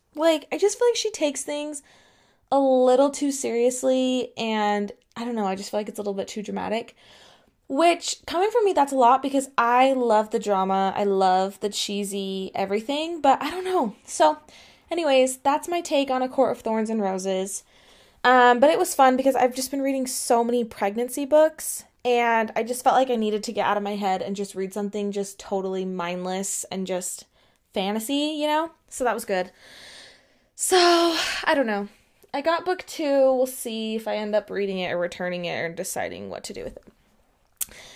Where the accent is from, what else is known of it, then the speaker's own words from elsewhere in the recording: United States; I'm an American